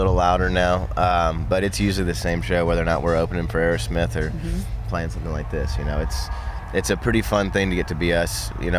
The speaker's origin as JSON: {"language": "English", "town": "Nashville", "region": "Tennessee", "country": "United States", "tie": "born or raised there", "said": "growing up in Nashville"}